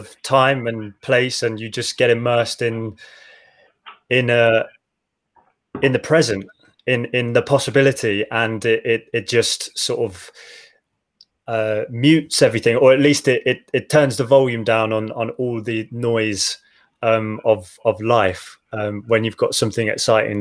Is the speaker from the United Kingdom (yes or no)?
yes; Midlands, United Kingdom; I grew up in the Midlands.